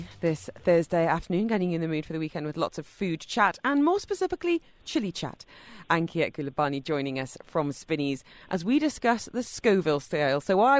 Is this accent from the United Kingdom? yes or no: yes; England, United Kingdom; growing up in England